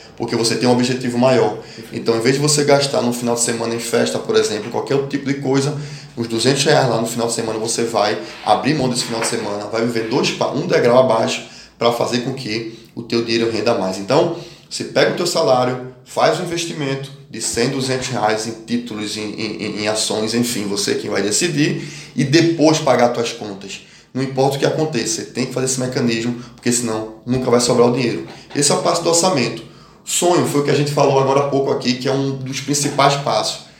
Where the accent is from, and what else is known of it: Brazil; also born or lived in Pernambuco / Norway